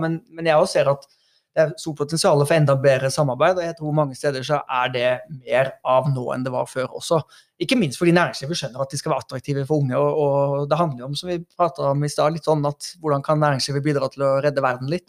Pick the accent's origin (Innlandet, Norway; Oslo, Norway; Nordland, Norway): Oslo, Norway; also born or lived in Haugesund; jeg er jo fra Haugesund, og så er jeg øh, eh, vokst opp i Oslo